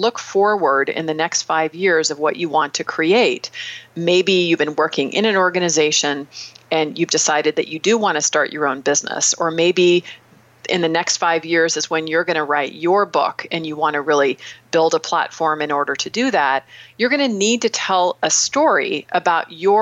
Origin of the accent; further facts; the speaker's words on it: San Anselmo, California, United States; working washing dishes at an ice cream parlor where I grew up in San Anselmo